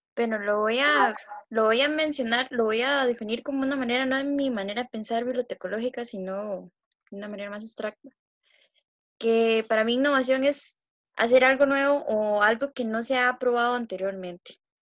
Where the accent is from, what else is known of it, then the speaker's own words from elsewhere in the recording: Alajuelita, Concepción Abajo, San José, Costa Rica; soy de La Jolita, Concepción Abajo